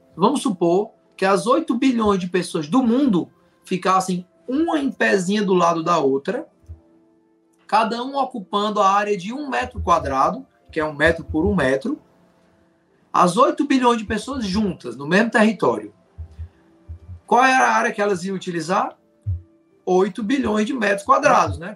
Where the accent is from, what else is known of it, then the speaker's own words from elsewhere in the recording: Fortaleza, Ceará, Brazil; now in Juazeiro do Norte, Brazil; eu sou natural de Fortaleza, Ceará, e moro em Juazeiro do Norte, Ceará